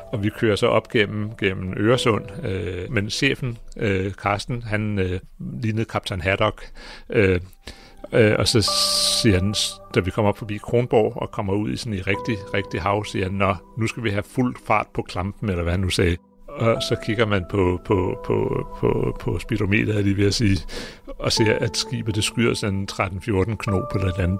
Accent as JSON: {"language": "Danish", "country": "Greenland", "said": "jeg kommer fra Grønland"}